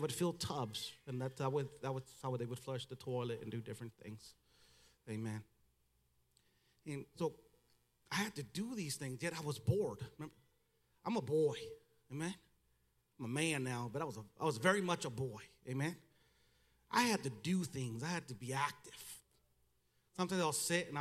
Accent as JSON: {"language": "English", "country": "United States", "tie": "born or raised there", "accent": "Mexican", "first_language": "Spanish", "second_language": "English", "said": "I was born in America. I went to school here. I was educated here. I went to college here"}